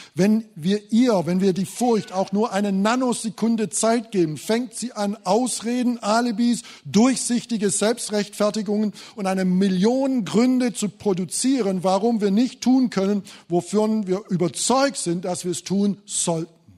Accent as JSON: {"language": "German", "region": "Thuringia", "country": "Germany", "said": "bei uns in Thüringen"}